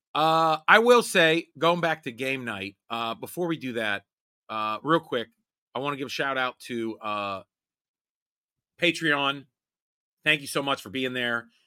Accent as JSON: {"language": "English", "town": "Homestead", "region": "Pennsylvania", "country": "United States", "tie": "born or raised there", "said": "where I lived and grew up in Homestead"}